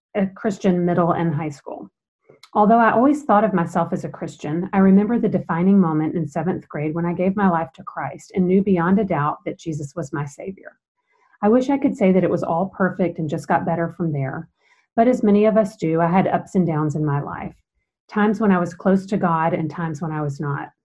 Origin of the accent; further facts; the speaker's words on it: Macon, Georgia, United States; I was born and raised in Macon, Georgia